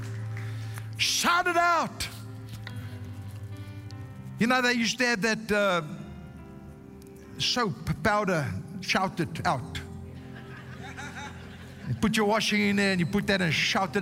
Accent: South Africa; first language Afrikaans; English is a second language; I can't even speak English properly because I'm a South African Afrikaner. I was born Afrikaans

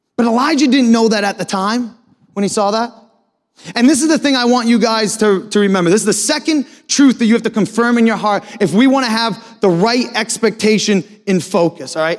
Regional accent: Maine, United States; moved away as an adult; also born or lived in Philadelphia / Natick/Framingham, Massachusetts; now in Foxborough, United States; I'm actually born and raised in Maine

